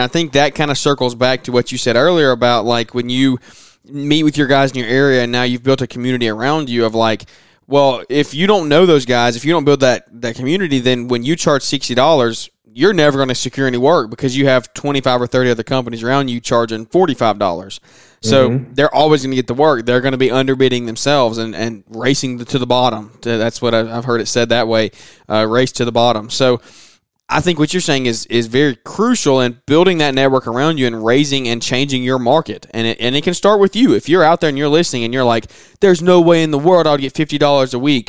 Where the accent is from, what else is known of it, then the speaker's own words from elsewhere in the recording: the South, United States; because I'm from the South, so it never comes to mind.